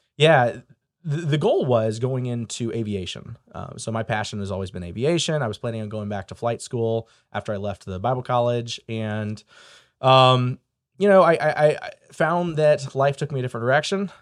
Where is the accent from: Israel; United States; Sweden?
United States; St. Louis, Missouri; moved away as an adult; now in Indiana, United States; I grew up in Saint Louis, Missouri